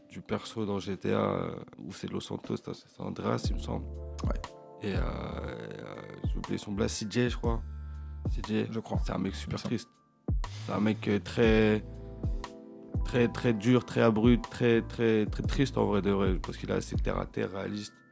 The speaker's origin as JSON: {"language": "French", "town": "Lognes", "region": "Île-de-France", "country": "France", "said": "je suis de Logne."}